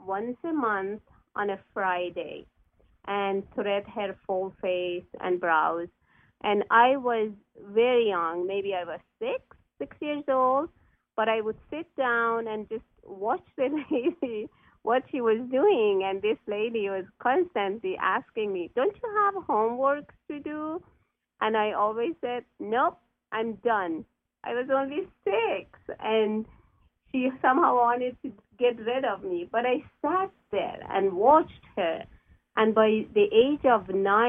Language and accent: English; Iran; moved away as an adult; now in United States; I'm Persian, so I come from Iran